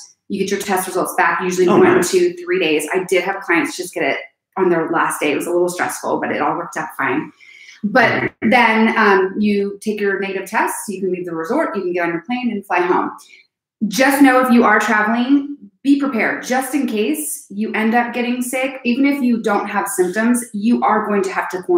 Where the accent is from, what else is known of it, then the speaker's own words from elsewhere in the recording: Lincoln, California, United States; I'm just from Lincoln, California